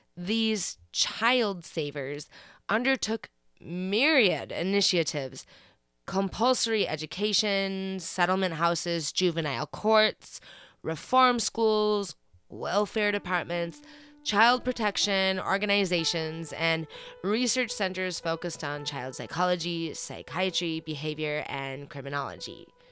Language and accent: English; Minnesota, United States; my home state of Minnesota